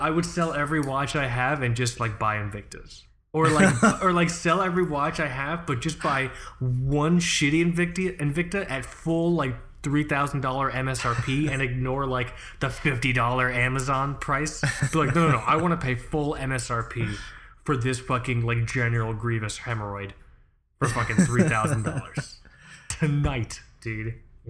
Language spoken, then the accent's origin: English; England, United Kingdom; I am unashamedly English.